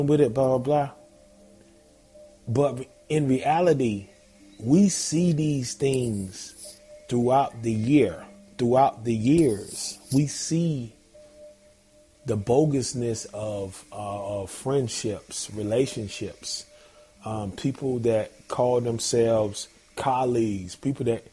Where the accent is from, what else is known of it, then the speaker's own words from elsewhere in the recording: Zebulon, North Carolina, United States; now in Georgia, United States; Shout out NC, Zebulon, Z-Town, North Carolina, man. Born and raised